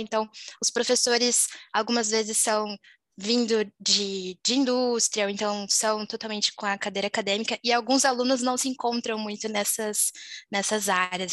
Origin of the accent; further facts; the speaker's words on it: Volta Redonda, Rio de Janeiro, Brazil; moved away as an adult; also born or lived in Juiz de Fora, Minas Gerais; eu sou de Volta Redonda, interior do Rio, mas costumo falar que eu sou mineirinha de coração aí, por ter morado em Juiz de Fora